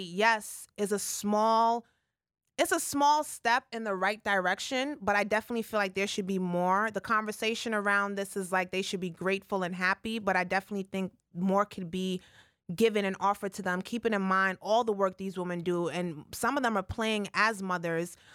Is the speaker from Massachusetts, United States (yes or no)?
no; New York City, New York, United States; I'm from the Bronx, born and raised uptown.